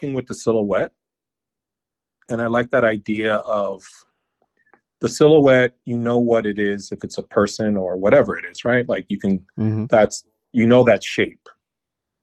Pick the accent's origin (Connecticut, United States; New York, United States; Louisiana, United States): New York, United States; I was born and raised in New York.